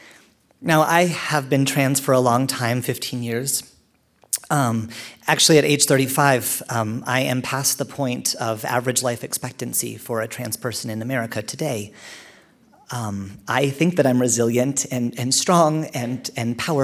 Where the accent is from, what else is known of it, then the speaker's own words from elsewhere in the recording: Canada; I'm Canadian